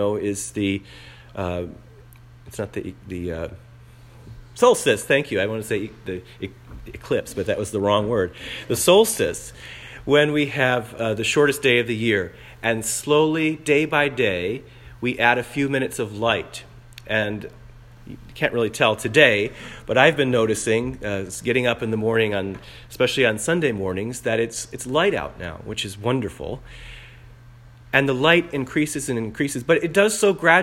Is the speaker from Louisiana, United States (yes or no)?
yes; New Orleans, Louisiana, United States; moved away; I come from New Orleans